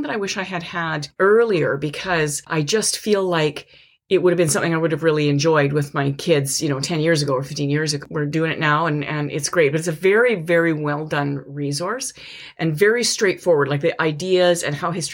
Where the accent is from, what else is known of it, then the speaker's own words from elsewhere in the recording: Canada; we are Canadian, we did study American history